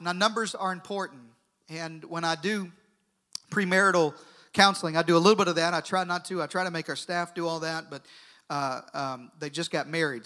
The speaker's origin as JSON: {"language": "English", "country": "United States", "tie": "born or raised there", "said": "I was born in America. I'm proud to be an American"}